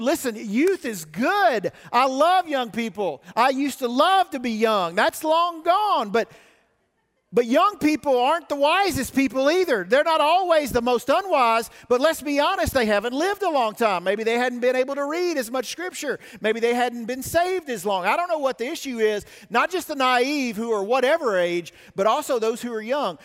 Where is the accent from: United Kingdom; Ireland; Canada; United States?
United States; the South; moved away; I grew up in the South